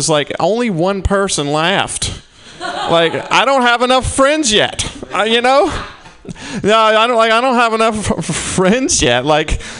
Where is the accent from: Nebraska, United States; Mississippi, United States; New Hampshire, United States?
Mississippi, United States; I'm from Mississippi.